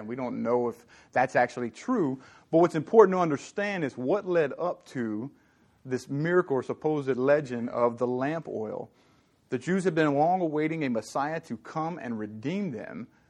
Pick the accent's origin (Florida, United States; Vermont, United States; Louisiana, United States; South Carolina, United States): Louisiana, United States; Southern; now in California, United States; I'm from Southern Louisiana